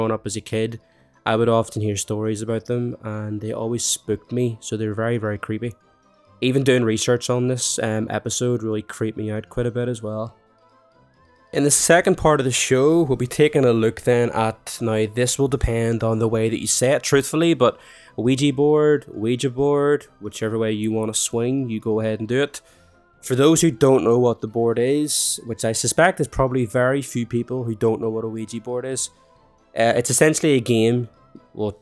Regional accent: Ireland; Growing up in Ireland

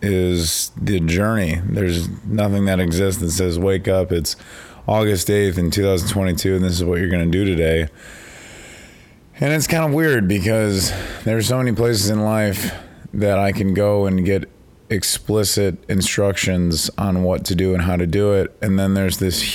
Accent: Chicago, Illinois, United States; I'm from Chicago

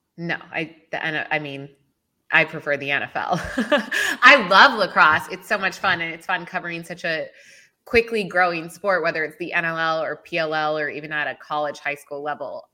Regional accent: outside Philadelphia, Pennsylvania, United States; also born or lived in Boise / Chicago; I'm from Philly. I'm from outside Philly.

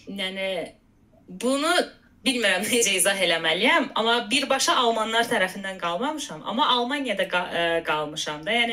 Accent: Azerbaijan; moved away as an adult; Azərbaycandan gəldiyim üçün, yəni hardasa şərq mədəniyyəti, nə bilim, türk mənşəli olduğum üçün

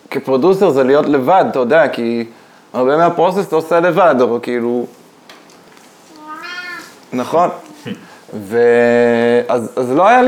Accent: Michigan, United States; now in Israel; שמע, אני גדלתי קצת באמריקה, אולי זה, אולי זה קשור.

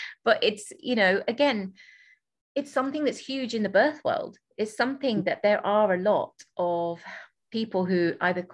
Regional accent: England, United Kingdom; I'm from England

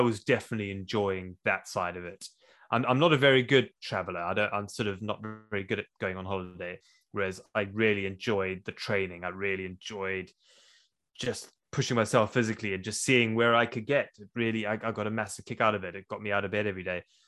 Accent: South Africa; moved away as an adult; also born or lived in Zimbabwe; now in Wales, United Kingdom; I was born in Zimbabwe. I grew up in South Africa. I moved to the U K when I was twenty years old

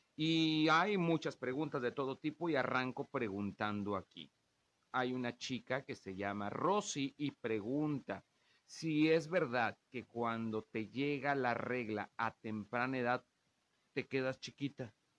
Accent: a town in Veracruz, Mexico; moved away; vengo de un pueblo de Veracruz

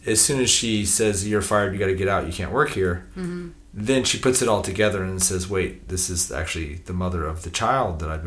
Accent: United States; I'm American

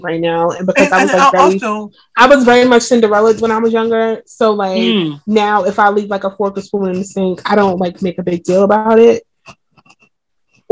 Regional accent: New York City, New York, United States; also born or lived in Queens; I grew up in like middle class brownstone. We weren't allowed to hang out with the neighborhood children because like my mama wanted us at church, so I get Brooklyn Pentecostal. Like I remember one time somebody said to me, they didn't know I was from Brooklyn

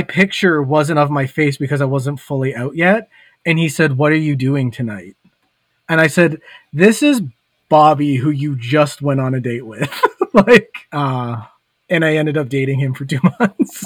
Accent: Hamilton, Ontario, Canada; moved away; back when I still lived in Hamilton, so like my hometown

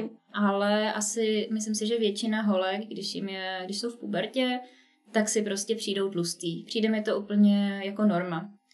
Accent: Czechia; also born or lived in Prague / United States

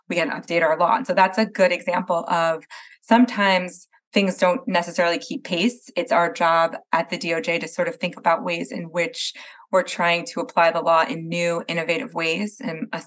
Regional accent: New Jersey, United States; now in California, United States; I'm from Jersey originally

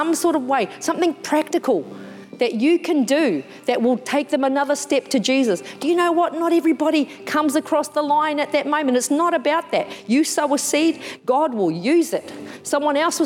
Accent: New Zealand; I'm from New Zealand, I'm a Māori

